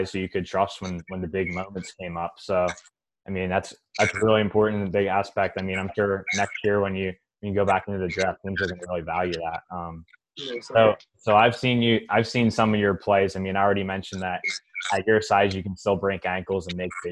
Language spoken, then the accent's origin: English; Philadelphia, Pennsylvania, United States; I'm from Philly